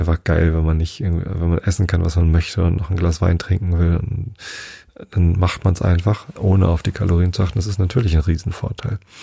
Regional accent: Germany; als Deutscher

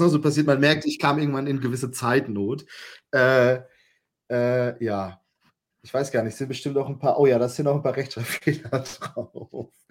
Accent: Germany; bei uns in Deutschland

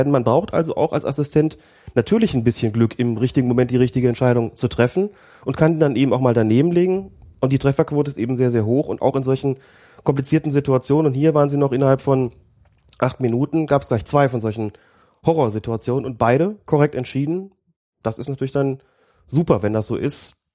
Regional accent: Bad Nenndorf, Lower Saxony, Germany; Ich komme ja aus Bad Nendorf, also einem mhm. Kurort

